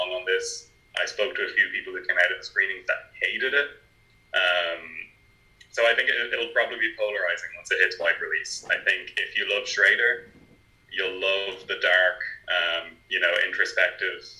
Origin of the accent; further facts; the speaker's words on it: Navan, County Meath, Ireland; I'm from Navan, so I'm not far from where it was filmed.